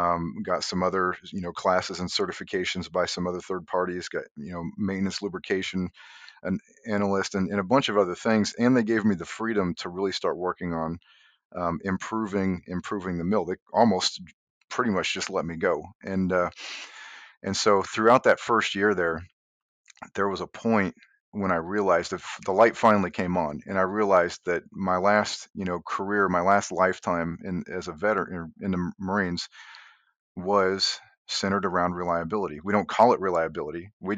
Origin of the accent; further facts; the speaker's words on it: Indiana, United States; I grew up in Indiana, and never once, you know, just regular kind of country guy